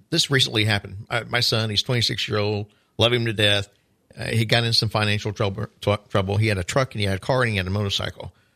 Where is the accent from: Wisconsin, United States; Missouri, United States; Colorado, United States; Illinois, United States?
Missouri, United States; Carthage; now in Palm Coast, United States; my hometown was Carthage, Missouri